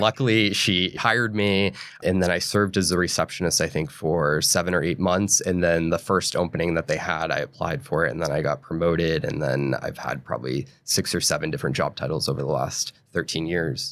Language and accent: English; New Hampshire and Maine, New England, United States; I grew up in New England, in New Hampshire and Maine.